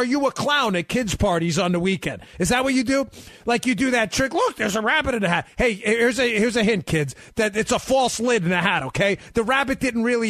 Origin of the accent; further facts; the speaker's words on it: New York, United States; My wife, we grew up in New York